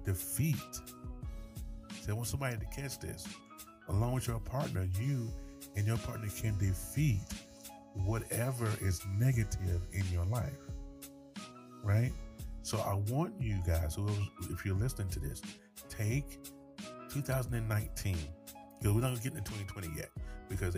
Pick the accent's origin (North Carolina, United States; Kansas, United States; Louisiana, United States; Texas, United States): North Carolina, United States; I am from North Carolina